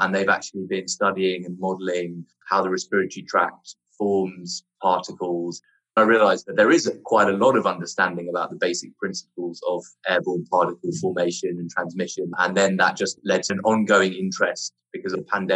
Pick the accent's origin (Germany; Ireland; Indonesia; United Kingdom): United Kingdom; London; moved away as an adult; now in Sydney, Australia; I'm from London originally